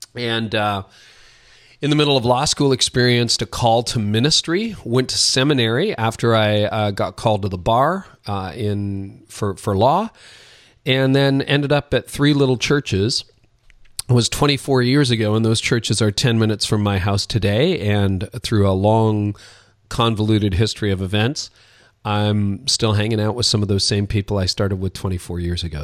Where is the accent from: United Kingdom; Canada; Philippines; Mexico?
Canada; Both my parents are Dutch immigrants to Canada. I'm Canadian. I live north of Toronto.